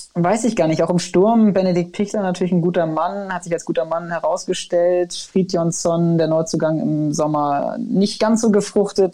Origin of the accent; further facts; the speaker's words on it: Kiel, Schleswig-Holstein, Germany; Ich bin ja in Kiel geboren worden